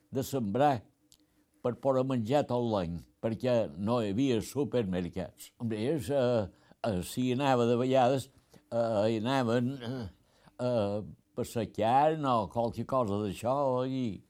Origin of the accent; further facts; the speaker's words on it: Felanitx, Balearic Islands, Spain; quan ja som de Felanitx, eh, teníem una casa a Felanitx